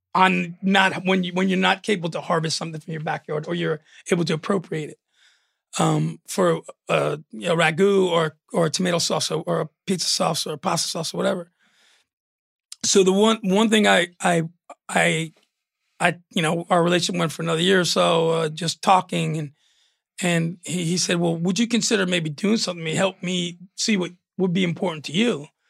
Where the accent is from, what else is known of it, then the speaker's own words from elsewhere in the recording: New York, United States; moved away as an adult; also born or lived in Arizona; being a kid and growing up in New York